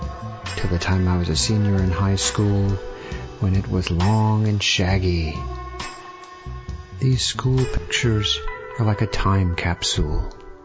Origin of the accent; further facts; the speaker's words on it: Columbus, United States; I grew up in Columbus, growing up with a swimming pool in the backyard.